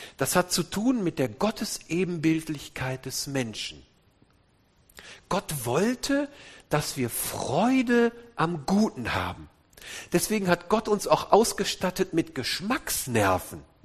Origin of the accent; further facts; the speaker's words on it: Wuppertal, North Rhine-Westphalia, Germany; Wir kommen nämlich aus der Mitte, aus Wuppertal. Wuppertal-Elberfeld, wo die berühmte Elberfelder Bibel herkommt